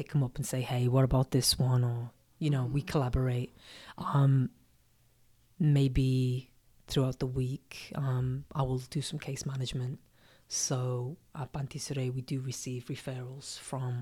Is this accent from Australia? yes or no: no; Liverpool, North West England, United Kingdom; now in Oakland, United States; Oakland is very similar to my hometown, Liverpool